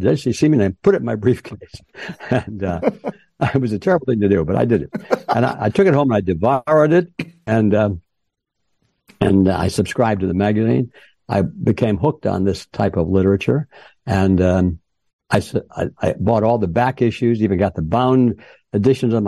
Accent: Detroit, Michigan, United States; moved away as an adult; also born or lived in Los Angeles; I was uh, born and raised in Detroit, Michigan, in that general area

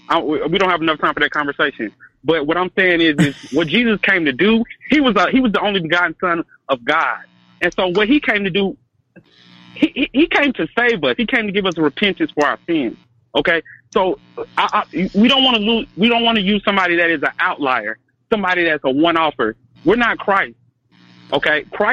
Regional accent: the South, United States; I'm also from the South.

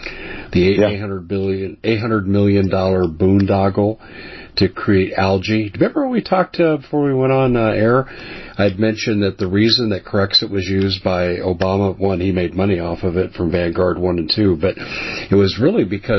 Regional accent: Colorado, United States; It's my home state

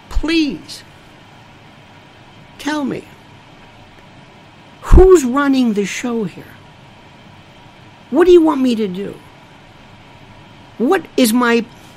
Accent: Canada; I'm Canadian. That's okay, cringe.

